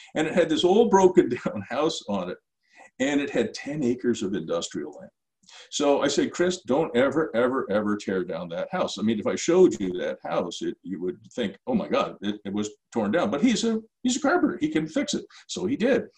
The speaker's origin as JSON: {"language": "English", "town": "Ottawa", "region": "Ontario", "country": "Canada", "tie": "born or raised there", "said": "in my hometown, which is Ottawa"}